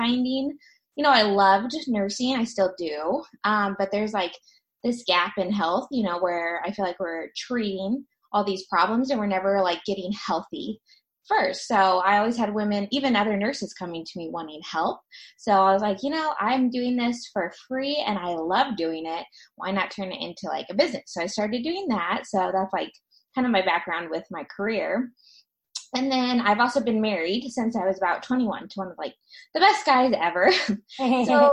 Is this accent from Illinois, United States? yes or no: no; Arizona, United States; I'm from Arizona